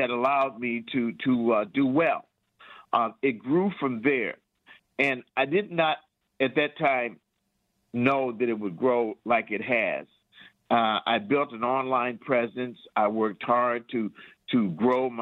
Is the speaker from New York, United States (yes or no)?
no; Detroit, Michigan, United States; also born or lived in Lansing; now in Detroit, United States; I'm from Detroit